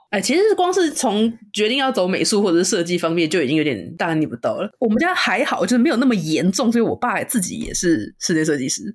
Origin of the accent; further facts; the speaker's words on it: Taipei, Taiwan; 就是我是台北人嘛